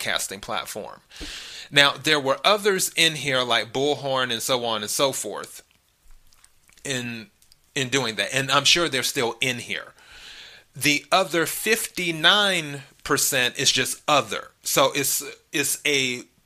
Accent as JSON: {"language": "English", "country": "United States", "said": "I'm an American"}